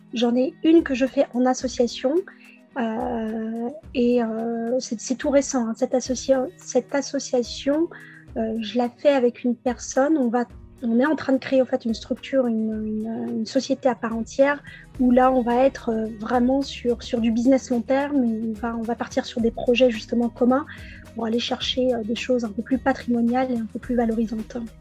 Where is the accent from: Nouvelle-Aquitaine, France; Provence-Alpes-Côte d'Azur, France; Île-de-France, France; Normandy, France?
Île-de-France, France; Pontoise; je suis née à Pontoise en région parisienne dans le 95 en 1982